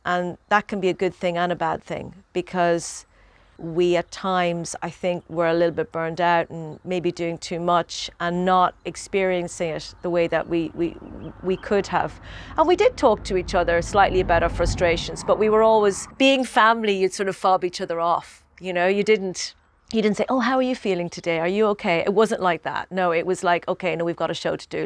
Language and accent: English; Ireland; growing up in Ireland